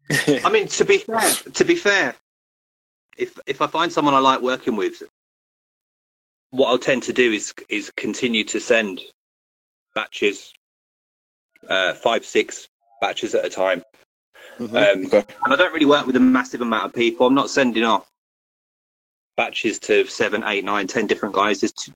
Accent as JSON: {"language": "English", "town": "Birmingham", "region": "West Midlands", "country": "United Kingdom", "said": "Birmingham, UK."}